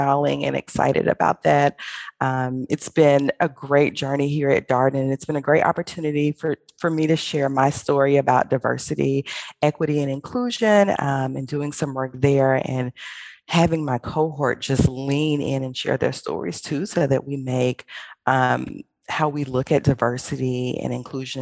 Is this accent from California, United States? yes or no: no; Birmingham, Alabama, United States; I'm from Birmingham, Alabama. I graduated from Ramsey High School